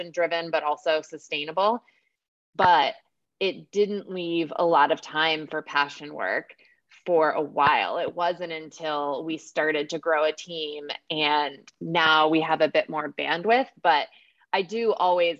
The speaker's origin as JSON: {"language": "English", "region": "Pennsylvania", "country": "United States", "tie": "born or raised there", "also_born_or_lived": "Washington, D.C.", "moved": "as an adult", "lives_now": "North Carolina, United States", "said": "we were raised in Pennsylvania."}